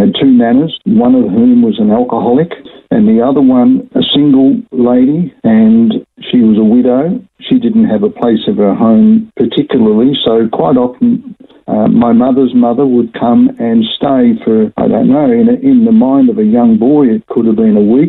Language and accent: English; Melbourne, Victoria, Australia; It was a lot of fun growing up in West Heidelberg.